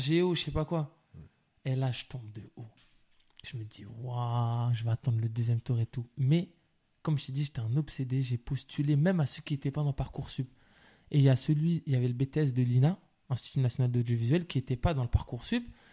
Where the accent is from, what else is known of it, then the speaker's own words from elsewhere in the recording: La Courneuve, Île-de-France, France; je suis de la Courneuve